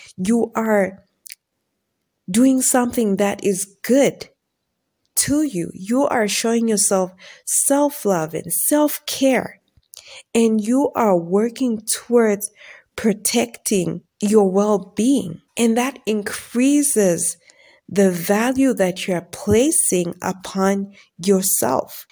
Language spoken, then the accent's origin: English; Zambia; I'm from Zambia